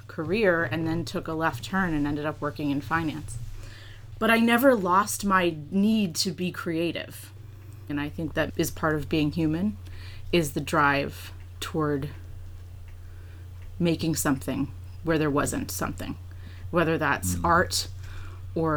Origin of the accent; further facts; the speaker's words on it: New Hampshire, United States; also born or lived in Massachusetts; I grew up in New Hampshire in a small town, and my parents were both, we were transplants from Massachusetts.